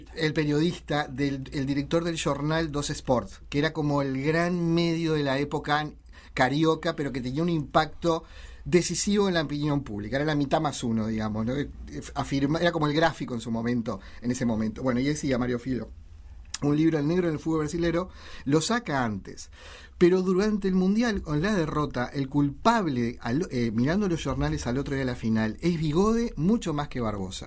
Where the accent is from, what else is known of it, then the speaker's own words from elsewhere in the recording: Uruguay; cómo somos los uruguayos